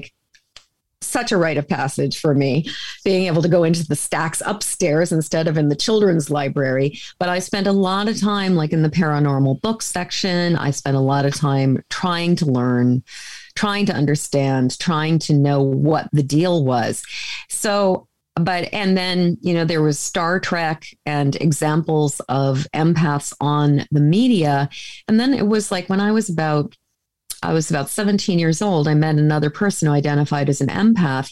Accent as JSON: {"language": "English", "area": "a suburb of Boston", "region": "Massachusetts", "country": "United States", "tie": "born or raised there", "said": "I grew up in Massachusetts in a lily white suburb of Boston"}